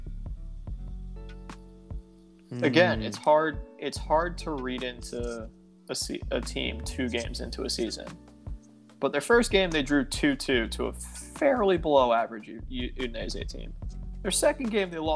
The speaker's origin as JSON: {"language": "English", "country": "United States", "said": "I'm an American"}